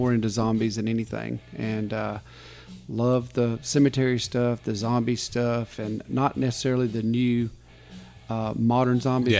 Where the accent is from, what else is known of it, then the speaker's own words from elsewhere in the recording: Dothan, Alabama, United States; born and raised in Dothan, Alabama.